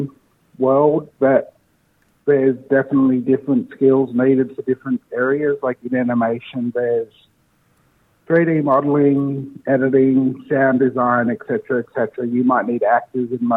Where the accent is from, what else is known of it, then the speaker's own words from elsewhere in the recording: Leeton, New South Wales, Australia; also born or lived in Wagga Wagga; I was born here in Wagga Wagga. I grew up in a small town not far from here called Leeton